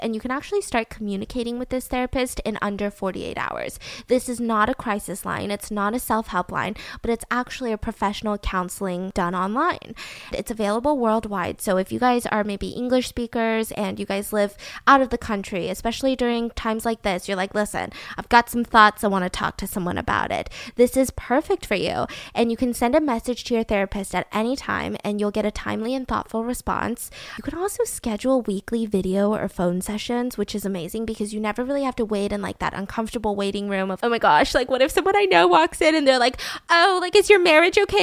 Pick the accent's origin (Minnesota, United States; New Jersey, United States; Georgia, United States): Georgia, United States; I'm from Georgia